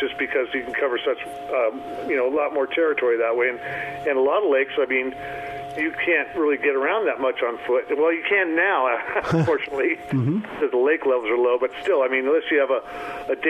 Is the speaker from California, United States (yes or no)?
yes; California, United States; I grew up fishing in the Sierras for trout like a lot of California guys did.